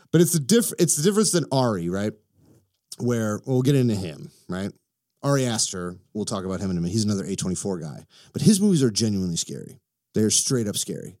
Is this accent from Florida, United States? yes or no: no; Illinois, United States; I'm from Illinois